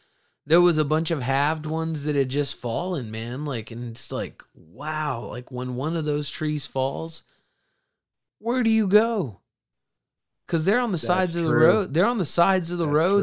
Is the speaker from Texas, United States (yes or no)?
yes; Texas, United States; I'm from Texas.